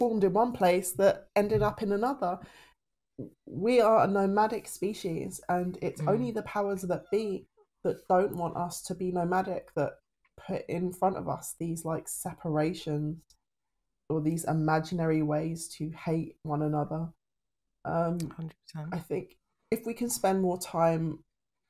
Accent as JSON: {"language": "English", "country": "United Kingdom", "said": "the British stiff upper lip"}